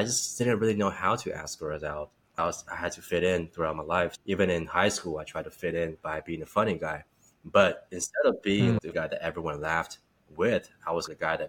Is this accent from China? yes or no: yes; China; also born or lived in Czech Republic; I grew up in China and before that lived in Eastern Europe, Czech Republic, now known as Czechia.